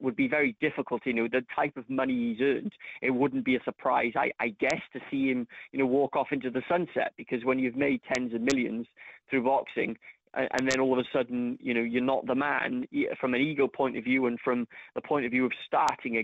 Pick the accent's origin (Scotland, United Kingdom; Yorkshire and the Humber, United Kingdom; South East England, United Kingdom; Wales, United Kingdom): Wales, United Kingdom; Cardiff; my hometown of Cardiff